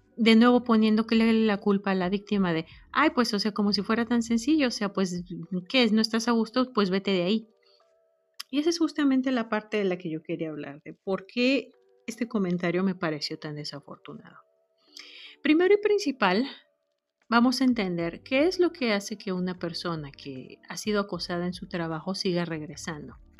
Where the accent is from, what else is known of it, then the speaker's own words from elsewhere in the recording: Mexico; moved away as an adult; now in United States; no soy pocha, soy mexicana